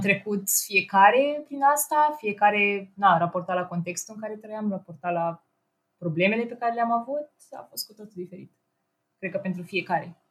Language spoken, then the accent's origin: Romanian; Ploiești, Prahova, Romania; moved away as an adult; now in Brașov, Romania; a trebuit să mă întorc acasă, în orașul meu, eu sunt din Ploiești, de fapt